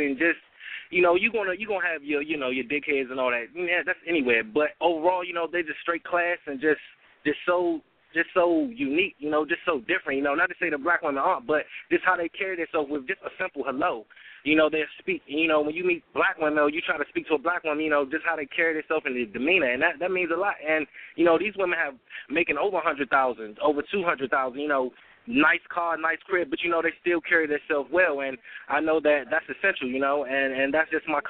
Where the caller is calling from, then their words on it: Washington, District of Columbia, United States; I'm calling in from Washington, D.C.